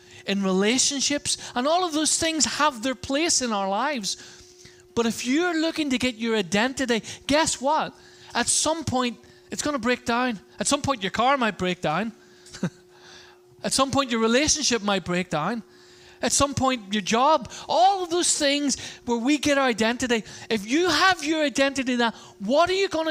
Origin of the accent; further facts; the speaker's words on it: Ireland; I'm Irish